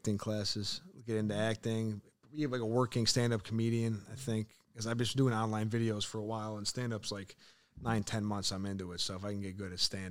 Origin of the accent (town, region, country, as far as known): Chicago, Illinois, United States